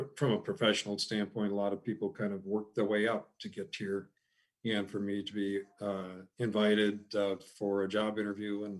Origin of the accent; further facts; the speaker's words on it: Kimberly, Wisconsin, United States; moved away as an adult; also born or lived in Madison, Wisconsin / Los Angeles, California / Zambia; I was raised in the Fox Valley in Wisconsin, specifically Kimberly